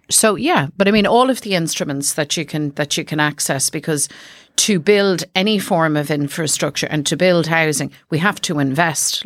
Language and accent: English; Dublin, Leinster, Ireland; I'm from South Dublin